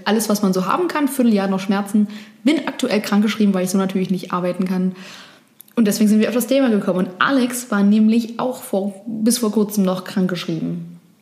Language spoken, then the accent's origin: German; Berlin, Germany; Touren und Führungen in Berlin anbiete für Touristen. Und hätte auch gar kein Problem damit gehabt, weil ich, ich liebe meine Heimatstadt